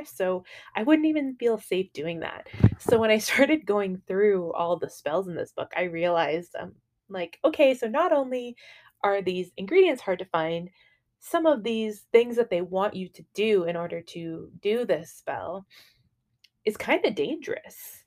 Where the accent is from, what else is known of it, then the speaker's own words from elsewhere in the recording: Canada; also born or lived in Dublin, Ireland; I was baptized in Dublin, and then I was raised in Canada.